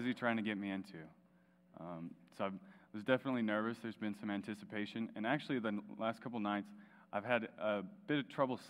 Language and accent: English; Melrose, United States; I grew up in Melrose, a little town 40 minutes from here